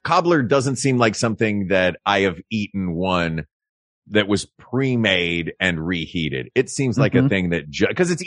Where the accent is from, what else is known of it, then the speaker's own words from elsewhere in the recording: Tennessee, United States; Growing up in Tennessee, we grew up on a lot of cobblers